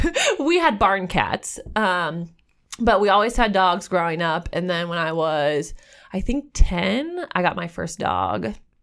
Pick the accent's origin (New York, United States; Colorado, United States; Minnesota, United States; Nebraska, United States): Nebraska, United States; Kearney; Grew up outside of Kearney, so like rural Buffalo County, in between Kearney and Amherst, kind of.